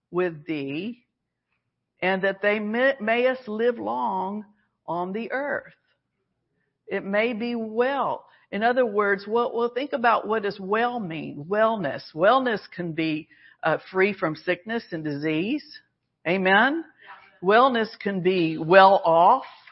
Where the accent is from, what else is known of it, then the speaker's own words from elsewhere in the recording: Alabama, United States; we were Southerners. We're from Alabama. So, you know, part of that training and upbringing is you say yes, ma'am